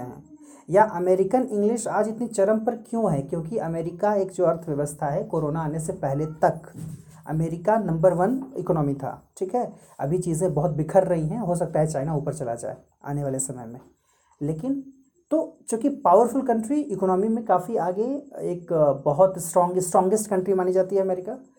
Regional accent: India

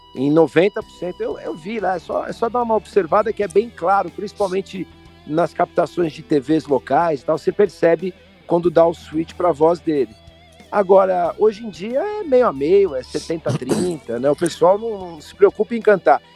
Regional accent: Brazil; eu, como brasileiro

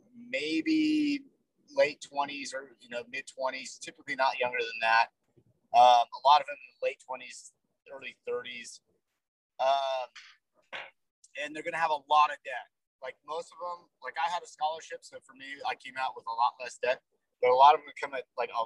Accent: Salt Lake City, Utah, United States; I'm from, I say I'm from Salt Lake City, so I'm a Utah kid.

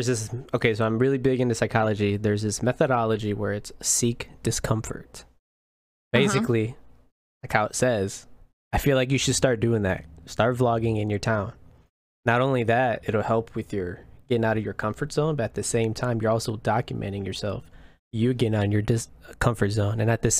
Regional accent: Indiana, United States; moved away as an adult; now in Austin, United States; I'm from Indiana, small and freaking Indiana cornfield.

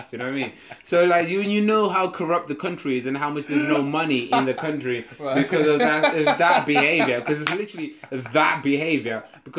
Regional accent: Zimbabwe; accent: Zim; first language Shona; English is a second language; now in United Kingdom; Because, like, they speak Shona with my Zim accent.

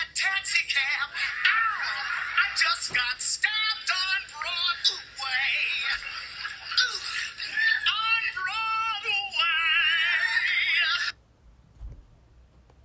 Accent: Buffalo, New York, United States; my hometown, Buffalo, New York

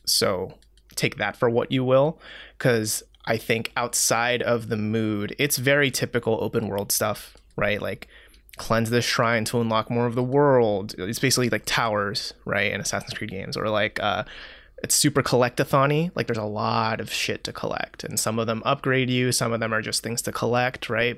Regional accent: Seoul, South Korea; moved away; I grew up in Seoul, South Korea

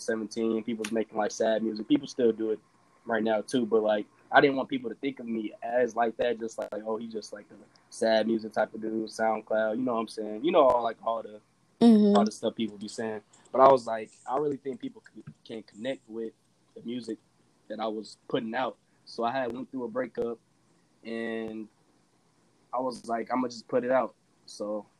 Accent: Merrillville, Indiana, United States; I'm from Maryville. It's right next to Gary

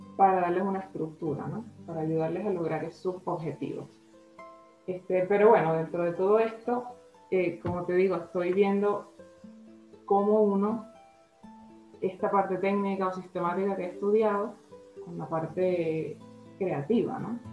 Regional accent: Venezuela; first language Spanish; moved away as an adult; also born or lived in Colombia / Ecuador / Spain; soy venezolana

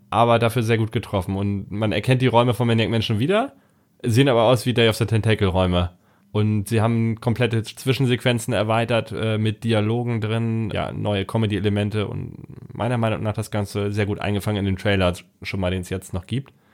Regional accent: Hamburg, Germany; bei uns in Hamburg

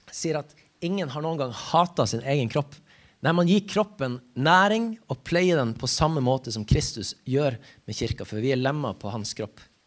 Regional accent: Ramfjorden, Troms, Norway; jeg kommer ifra Ramfjorden.

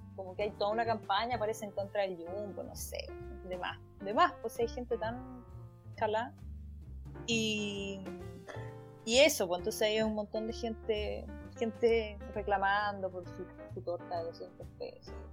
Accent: Chile

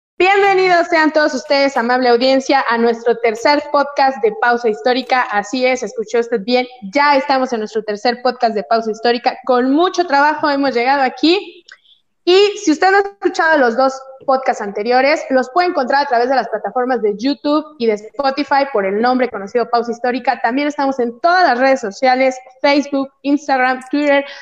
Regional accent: Oaxaca, Mexico; el temblor que les mandó mi tierra

